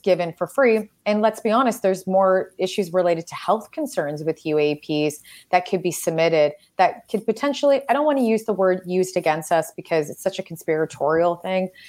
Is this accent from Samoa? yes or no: no; Canada; I am Canadian